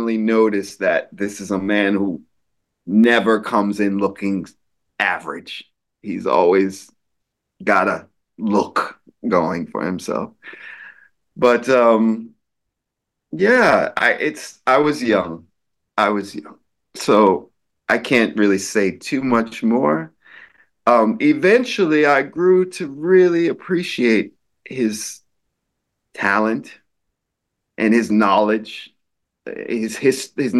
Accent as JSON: {"language": "English", "region": "New York", "country": "United States", "said": "I'm a New Yorker"}